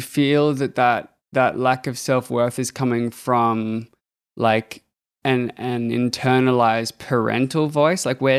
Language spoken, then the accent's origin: English; Australia; I'm from Australia.